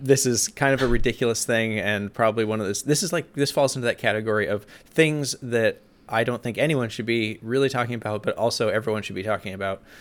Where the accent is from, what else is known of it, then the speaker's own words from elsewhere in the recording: Juneau, Alaska, United States; I grew up in Juneau